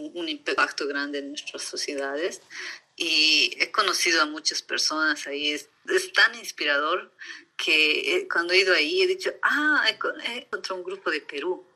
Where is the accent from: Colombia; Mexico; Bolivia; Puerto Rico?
Bolivia; La Paz; moved away as an adult; also born or lived in Potosí, Bolivia / Sweden / United States; now in California, United States; yo después de cumplir un año me han llevado a vivir a La Paz, entonces todo mi mi educación, todo mi colegio, todo ha sido... Me siento más paseña